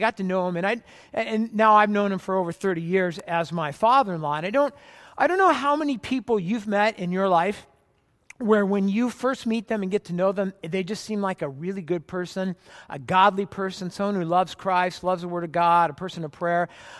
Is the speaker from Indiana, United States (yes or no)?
no; California, United States; I was from Orange County, California, and she's actually from Portland, Oregon, and I moved up right after graduation to Portland to go to seminary